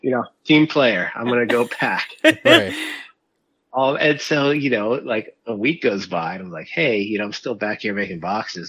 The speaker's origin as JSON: {"language": "English", "town": "Miami", "region": "Florida", "country": "United States", "tie": "born or raised there", "said": "growing up in South Florida and Miami"}